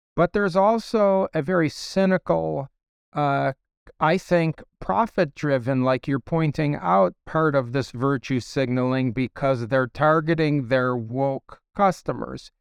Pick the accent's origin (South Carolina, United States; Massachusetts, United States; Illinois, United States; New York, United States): Illinois, United States; Chicago; I was raised in a very, very Democrat Party home, uh, in Ch, I was from Chicago